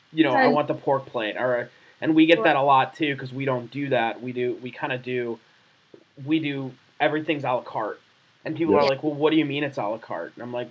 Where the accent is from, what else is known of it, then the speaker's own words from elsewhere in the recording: Chicago, Illinois, United States; We're from Chicago